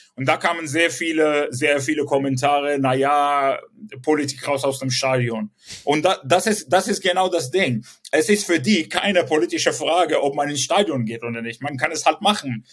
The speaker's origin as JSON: {"language": "German", "region": "Southern District", "country": "Israel", "tie": "born or raised there", "also_born_or_lived": "Sderot", "second_language": "German", "moved": "yes", "said": "Ich bin selbst äh, ähm, im Süden groß geworden, geboren"}